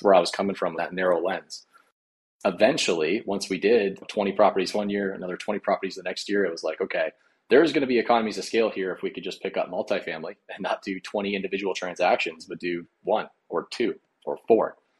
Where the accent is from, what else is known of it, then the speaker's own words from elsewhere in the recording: Colorado, United States; moved away as an adult; now in Nebraska, United States; I grew up in Colorado